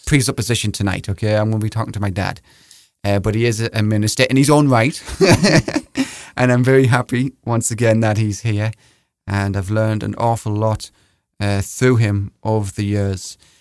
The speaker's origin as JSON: {"language": "English", "region": "England", "country": "United Kingdom", "moved": "yes", "lives_now": "United States", "said": "We're both English here"}